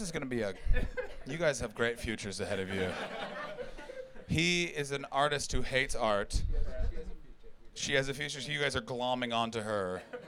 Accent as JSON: {"language": "English", "country": "Canada", "moved": "as an adult", "lives_now": "London, United Kingdom", "said": "I'm from Canada"}